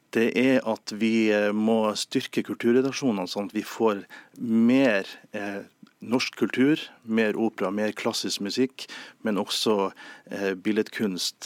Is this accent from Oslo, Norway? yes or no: no; Nordland, Norway; I, i min hjemby, da, Avisa Nordland